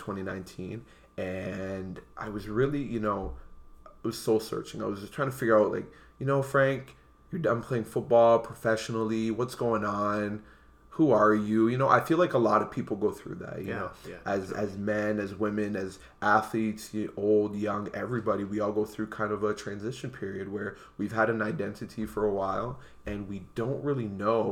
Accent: Windsor, Ontario, Canada; also born or lived in Montreal / Ottawa; I was born in Montreal, and I was raised in Windsor, Ontario.

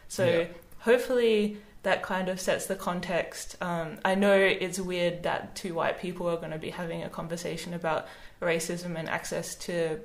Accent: Australia; as an Australian

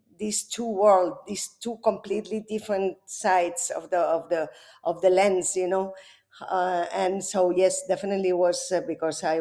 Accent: Spain; I was raised Catholic first because, you know, I'm from Spain

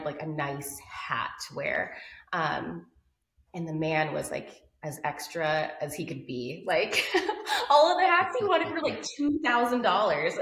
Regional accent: Albuquerque, New Mexico, United States; I'm from Albuquerque, New Mexico. I'm a desert kid.

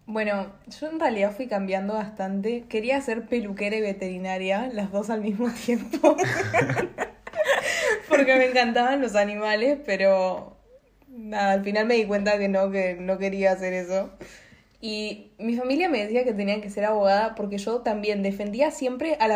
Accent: Argentina; soy de Argentina y vine a reemplazar a Noelia por hoy.

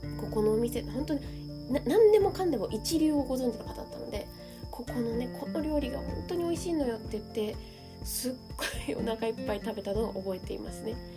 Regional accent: Shizuoka, Japan; now in Kamakura, Japan; 実は私の実家は静岡のなんですけれども

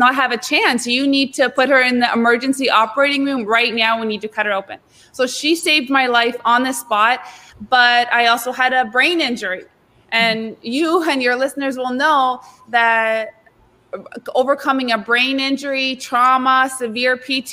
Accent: Canada; also born or lived in South Florida; now in Florida, United States; I'm from Canada originally, but I'm now living in South Florida and working at Palm Beach Atlantic

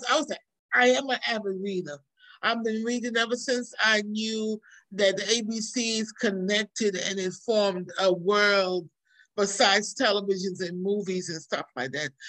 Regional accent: New York, United States; moved away as an adult; also born or lived in Trinidad; now in Georgia, United States; I was born in um, Trinidad in the West Indies. I was raised in New York and then I moved to Georgia probably about 30 years ago.

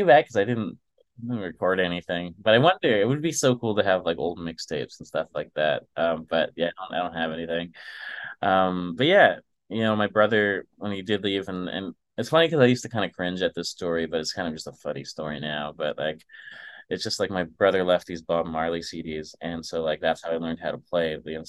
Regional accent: Manitoba, Canada; also born or lived in Winnipeg / Dryden / Kenora; And then we moved from the Paw, Manitoba to Winnipeg, where we lived for a little bit. And then we kind of lived in like these little small towns between Winnipeg to kind of rural Thunder Bay, because we lived in like Dryden and Kenora.

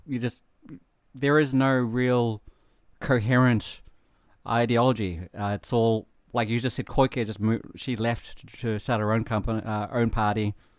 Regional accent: New Zealand; moved away; I'm from New Zealand

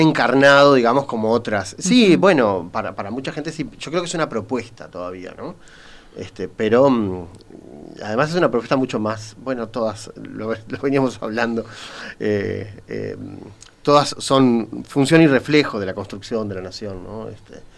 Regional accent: Uruguay

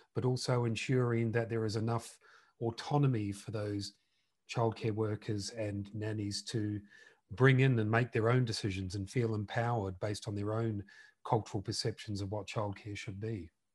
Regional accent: New Zealand; now in United Kingdom; We're both originally from New Zealand

